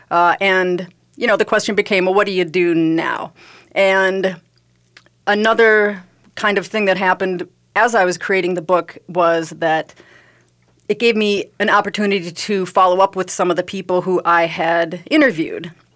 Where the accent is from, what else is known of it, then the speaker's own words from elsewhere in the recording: Midwest, United States; I am from the Midwest, so we like to use the, the word just a lot